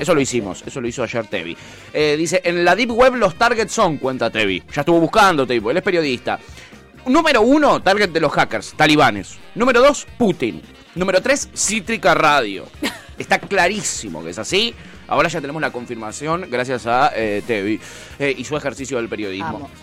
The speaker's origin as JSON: {"language": "Spanish", "area": "Recoleta", "region": "Buenos Aires", "country": "Argentina", "said": "yo soy de Recoleta, ¿ok? Yo no soy de Palermo"}